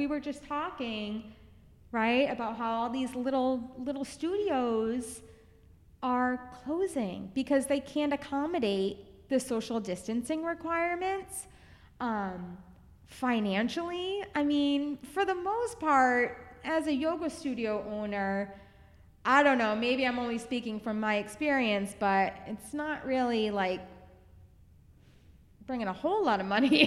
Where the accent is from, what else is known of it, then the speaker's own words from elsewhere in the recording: Biddeford, Maine, United States; moved away; my gift to my hometown